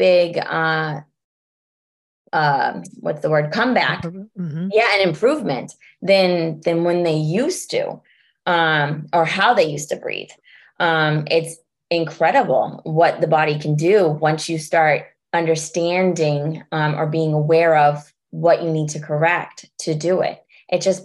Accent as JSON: {"language": "English", "region": "California", "country": "United States", "moved": "yes", "lives_now": "Massachusetts, United States", "said": "I'm from California and I moved to Massachusetts"}